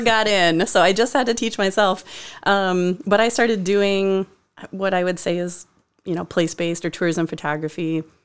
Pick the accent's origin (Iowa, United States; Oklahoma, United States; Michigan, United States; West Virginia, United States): Iowa, United States; Decorah; moved away as an adult; also born or lived in Cedar Rapids; in my hometown